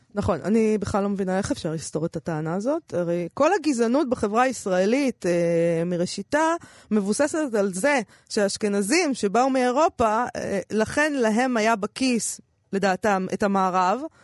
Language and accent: Hebrew; Israel; אנחנו מפה